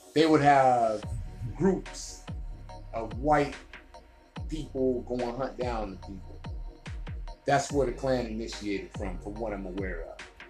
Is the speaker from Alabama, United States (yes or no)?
yes; Birmingham, Alabama, United States; I graduated high school in Birmingham, Alabama. Midfield Patriot